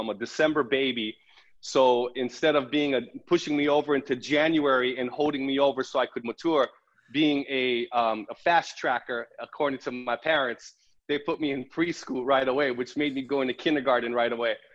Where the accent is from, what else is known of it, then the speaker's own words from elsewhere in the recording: Big Island, Hawaii, United States; moved away; growing up on the Big Island, small town, this is where I'm from. My high school had a graduating class of 120.